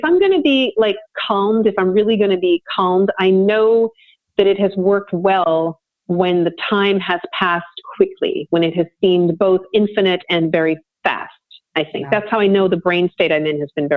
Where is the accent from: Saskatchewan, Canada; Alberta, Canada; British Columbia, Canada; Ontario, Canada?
British Columbia, Canada; Vancouver; I'm from Vancouver, BC. I mean, I grew up two blocks from the beach